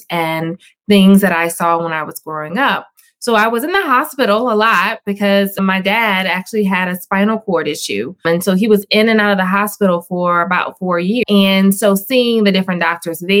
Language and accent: English; Louisiana, United States; we're from Louisiana